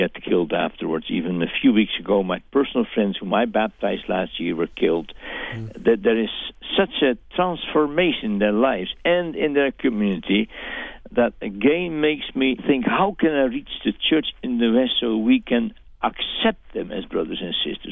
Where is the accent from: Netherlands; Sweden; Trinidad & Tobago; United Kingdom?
Netherlands; I'm speaking as a Dutchman. Mm-hmm. You realize that I'm not an American.